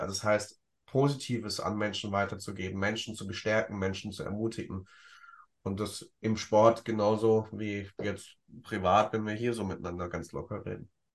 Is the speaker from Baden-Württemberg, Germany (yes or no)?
yes; Ludwigsburg, Baden-Württemberg, Germany; in Ludwigsburg, in meiner Heimat